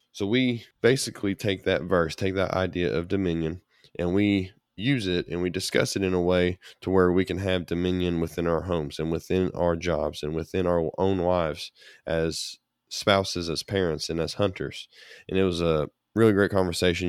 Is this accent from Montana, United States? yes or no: no; Kentucky, United States; my home state of Kentucky